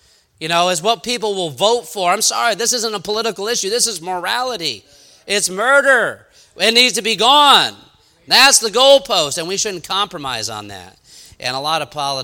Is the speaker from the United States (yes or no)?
yes; New York, United States; I'm from New York